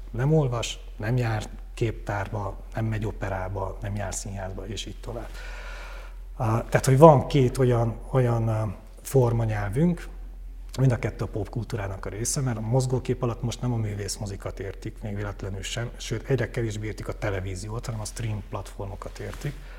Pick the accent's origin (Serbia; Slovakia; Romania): Romania; Székely, Transylvania; moved away as an adult; also born or lived in Oradea, Romania; now in Budapest, Hungary; én nagyon székely vagyok és nagyon Erdély vagyok